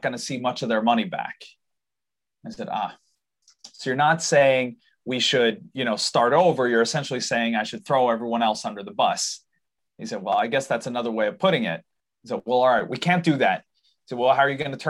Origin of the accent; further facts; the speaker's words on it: Sweden; we live in Sweden. I'm born here, raised here. I apologize for my accent. That's my dad's fault. He's from the US. but I'm born and raised in Sweden